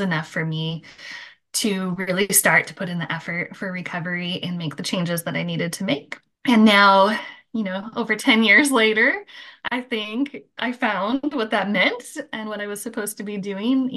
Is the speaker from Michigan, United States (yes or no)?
yes; Michigan, United States; now in Florida, United States; I live in Florida now. I grew up in Michigan